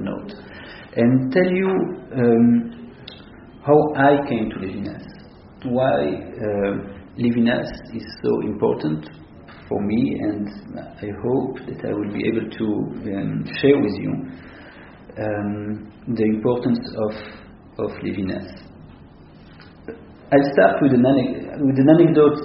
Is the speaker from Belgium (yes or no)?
yes; Antwerp, Flanders, Belgium; moved away; also born or lived in Israel; I grew up in Antwerp, I told you, in the 80s.